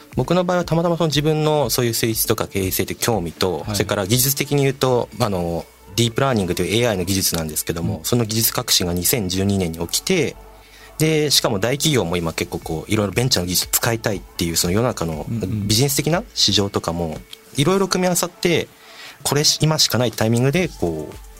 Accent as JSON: {"language": "Japanese", "region": "Saitama", "country": "Japan", "tie": "born or raised there", "said": "小学生の時埼玉に住んでたんですよ実家が、まあ、今も実家が埼玉県なんですけども"}